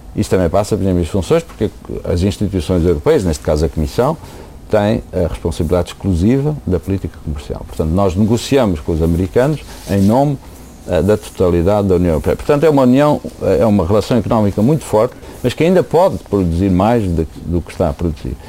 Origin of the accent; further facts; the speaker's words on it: Portugal; moved away as an adult; now in United States; sou português